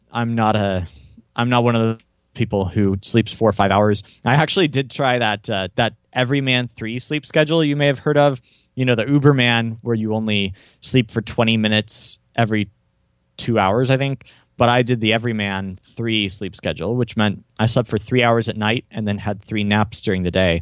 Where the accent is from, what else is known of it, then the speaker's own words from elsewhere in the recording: Tulsa, Oklahoma, United States; I was born and raised near Tulsa, Oklahoma